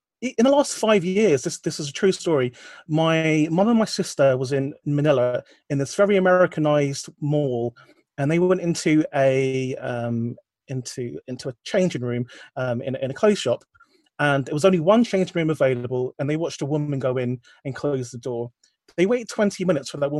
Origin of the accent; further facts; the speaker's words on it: London, United Kingdom; in London, next to our house